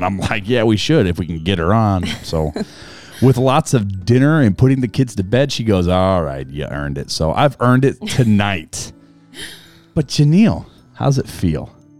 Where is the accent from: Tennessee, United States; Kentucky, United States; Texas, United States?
Tennessee, United States; accent: Southern; I'm from Tennessee.